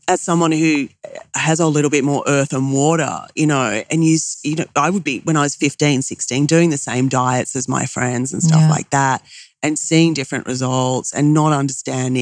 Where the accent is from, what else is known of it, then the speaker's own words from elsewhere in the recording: Australia; I'm Australian